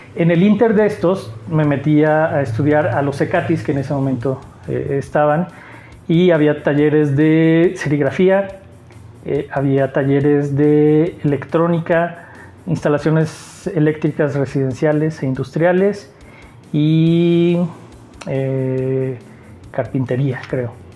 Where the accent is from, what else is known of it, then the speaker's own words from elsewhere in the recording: Aguascalientes, Mexico; also born or lived in Mexico City / Mexicali; Nací en la Ciudad de México. Muy chico me fui a, me llevaron más bien a vivir a Mexicali y a los ocho años llegué aquí a Aguascalientes. Desde que tengo ocho años hasta ahorita que tengo 43 años, he vivido aquí